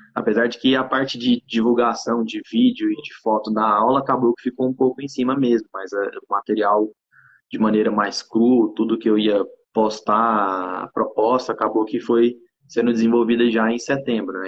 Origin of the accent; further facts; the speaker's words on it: Goiânia, Goiás, Brazil; sou aqui de Goiânia, Goiás personal trainer